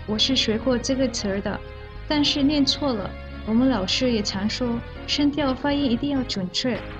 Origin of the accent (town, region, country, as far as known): Malaysia